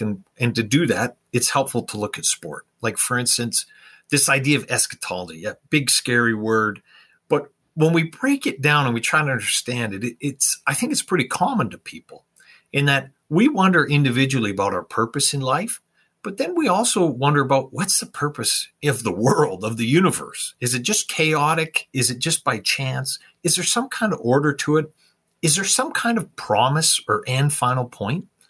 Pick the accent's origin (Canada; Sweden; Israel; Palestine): Canada; I grew up in Canada and of course we liked watching the hockey night in Canada